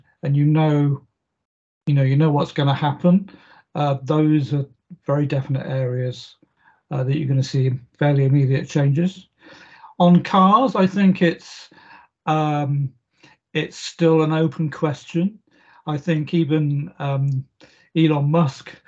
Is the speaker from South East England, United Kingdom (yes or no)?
yes; South Oxfordshire, South East England, United Kingdom; I grew up in South Oxfordshire, and that's in the middle of England.